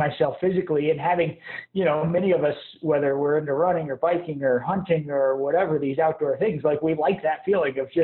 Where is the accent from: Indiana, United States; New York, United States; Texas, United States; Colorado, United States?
Colorado, United States; Evergreen; now in Salida, United States; I am born and raised in Evergreen, Colorado